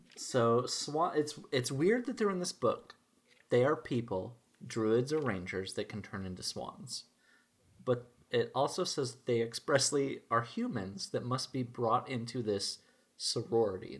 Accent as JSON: {"language": "English", "region": "Minnesota", "country": "United States", "said": "as a Minnesotan"}